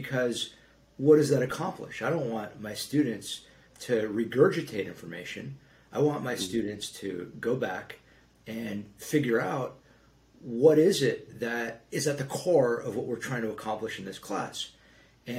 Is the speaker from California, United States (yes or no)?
yes; Los Angeles, California, United States; both parts of Los Angeles, my hometown